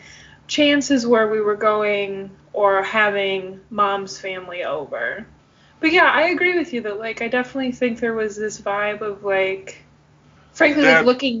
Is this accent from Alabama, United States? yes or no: no; Southeast Michigan, United States; also born or lived in Nashville; All of mom's family lives in Michigan, which is where we're from Southeast Michigan.